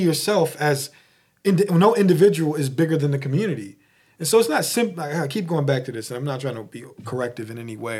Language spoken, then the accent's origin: English; Philadelphia, Pennsylvania, United States; I'm from Philly